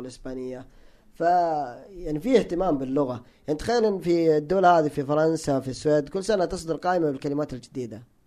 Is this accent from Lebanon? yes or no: no; Hejaz, Saudi Arabia; انا تعصب حجازي هناك في الحجاز